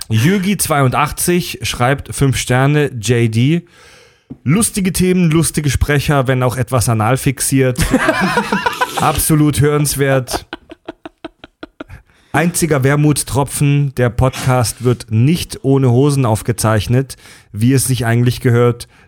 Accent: Germany; Wir als Deutsche

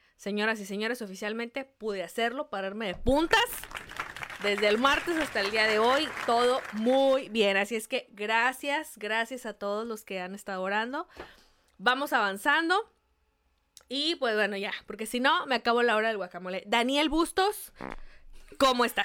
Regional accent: Mexico; somos mexicanos

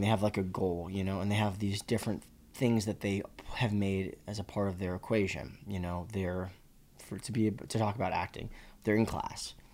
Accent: Boston, Massachusetts, United States; moved away; when I grew up in Boston

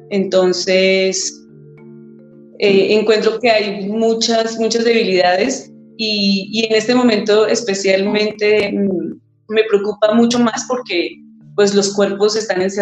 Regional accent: Zipaquirá, Cundinamarca, Colombia; soy de Zipaquirá, Cundinamarca.

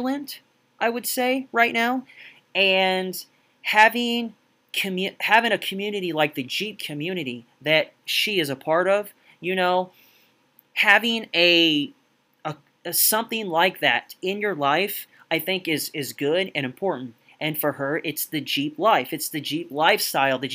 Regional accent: United States; I'm from the States

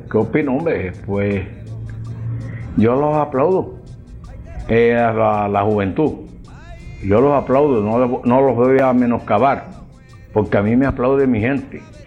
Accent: María la Baja, Bolívar, Colombia; yo soy de María la Baja, tierra de pescado. Soy criado con Boca Chico

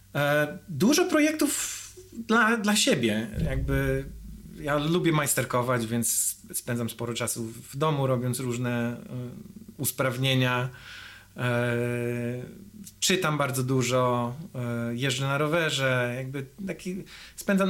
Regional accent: Grudziądz, Kuyavian-Pomeranian Voivodeship, Poland; moved away as an adult; now in United States; Ja jestem z Grudziądza

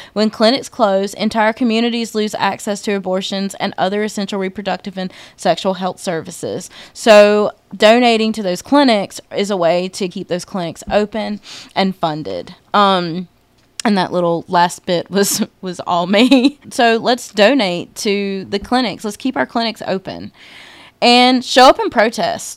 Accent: rural South Carolina, United States; I grew up in Podunk, which is my way of saying small town, rural South Carolina

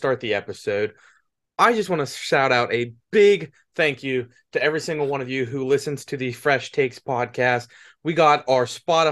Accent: Pennsylvania, United States; Pennsylvania, 41%. That is my home state

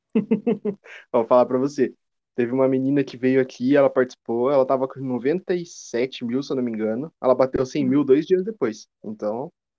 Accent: Curitiba, Paraná, Brazil; Eu sou de Curitiba

